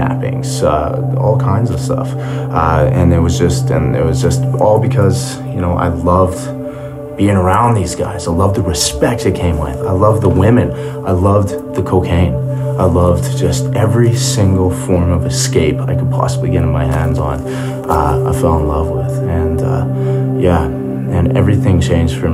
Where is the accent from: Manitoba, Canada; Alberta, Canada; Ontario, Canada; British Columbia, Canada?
Alberta, Canada; Calgary; I was born in Calgary, Alberta.